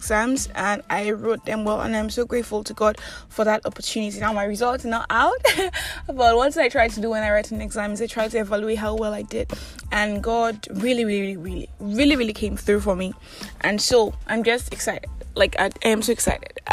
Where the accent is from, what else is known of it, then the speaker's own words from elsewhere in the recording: Nigeria; I'm that Nigerian Christian Talkaholic